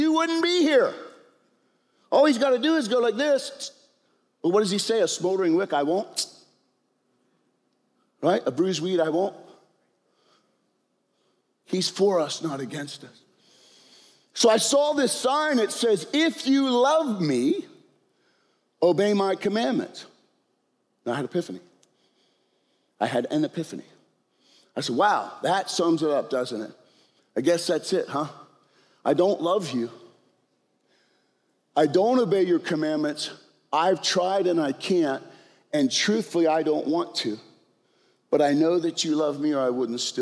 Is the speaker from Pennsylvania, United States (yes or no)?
yes; York, Pennsylvania, United States; We're all from York, PA